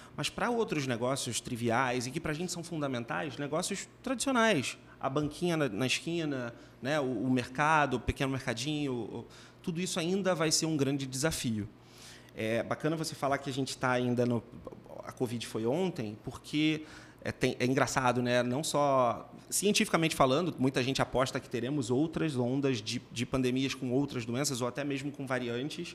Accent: Minas Gerais, Brazil; moved away; eu sou de Minas

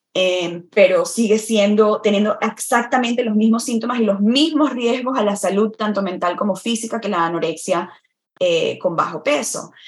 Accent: Venezuela; moved away as an adult; also born or lived in Florida, United States / Vermont, United States; now in United States; en mi país, en Venezuela, que es donde nací y crecí

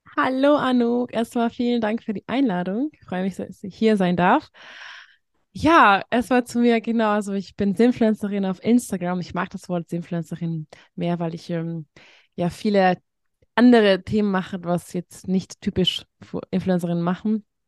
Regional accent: Hungary; moved away; ich komme aus Ungarn

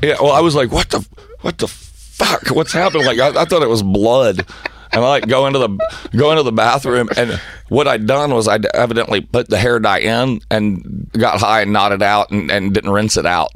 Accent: Tennessee, United States; I'm white trash from Tennessee

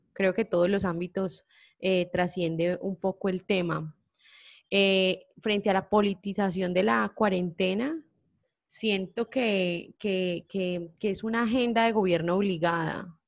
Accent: Colombia; lo que somos nosotros como nación, lo que somos nosotros como colombianos

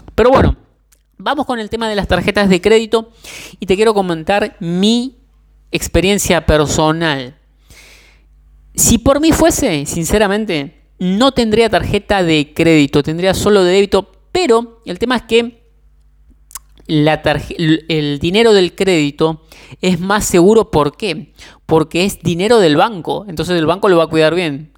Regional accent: Argentina; yo soy de Argentina

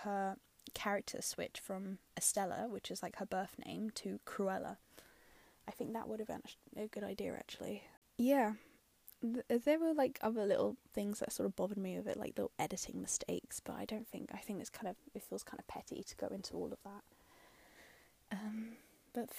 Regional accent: London, United Kingdom; I'm from London

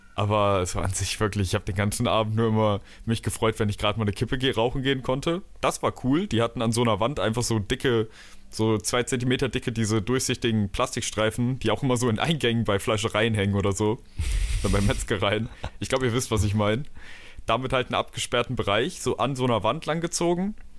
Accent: Germany; moved away as an adult; now in Dresden, Germany; Bei uns in Deutschland

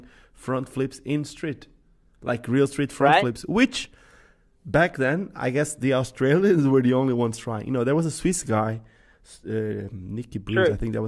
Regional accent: Portugal; moved away as an adult; now in Africa; the place where I come from in Portugal

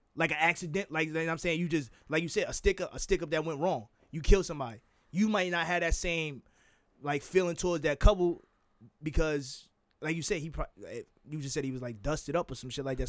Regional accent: Jersey City, New Jersey, United States; I'm from Jersey City

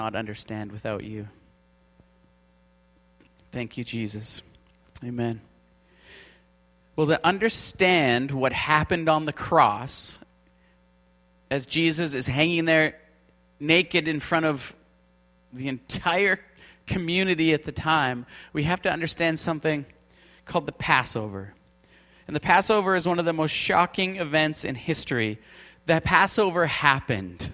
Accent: Canada; We're from Canada.

